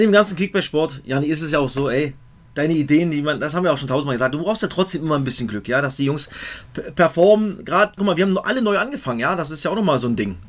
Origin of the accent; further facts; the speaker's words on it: Cottbus, Brandenburg, Germany; Aus meinem Heimatdorf Merzdorf aus Cottbus